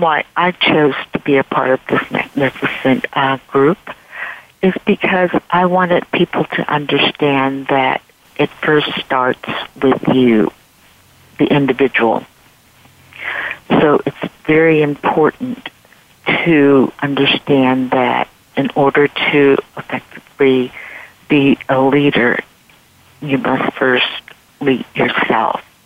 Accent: San Francisco Bay Area, California, United States; I am from the San Francisco Bay Area

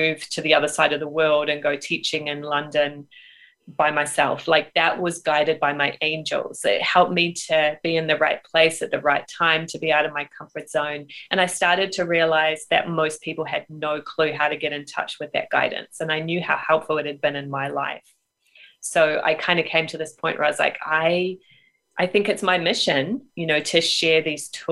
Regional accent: New Zealand; moved away as an adult; also born or lived in United Kingdom; I grew up in New Zealand. I moved to the UK for a while.

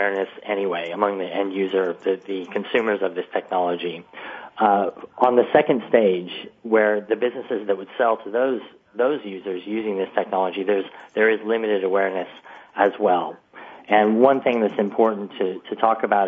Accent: United States; now in United Kingdom; I'm actually an American

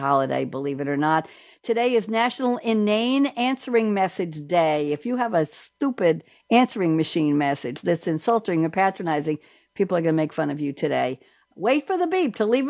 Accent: New York, United States; I'm a New Yorker

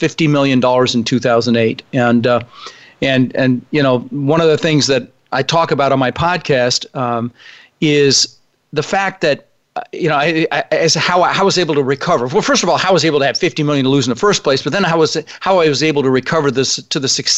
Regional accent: Denver, Colorado, United States; English is a second language; also born or lived in Netherlands; When I was 6 years old, my brother Albert, my mother's Vancha, we ended up in Denver, Colorado

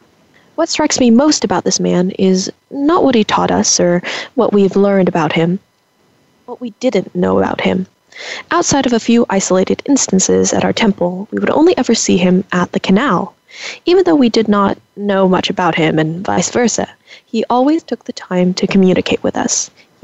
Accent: California, United States; I, on the other hand, was born and raised in California's Central Valley. What I enjoyed the most as a kid, living in a rural town, was the openness.

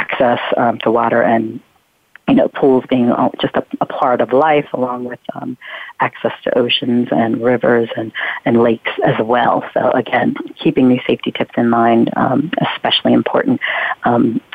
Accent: Pennsylvania, United States; we lived in a town in Pennsylvania, my hometown in Pennsylvania at the time

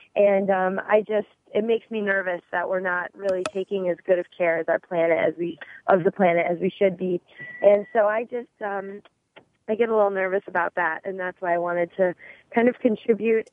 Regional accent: Midwest, United States; moved away; I actually grew up in the Midwest

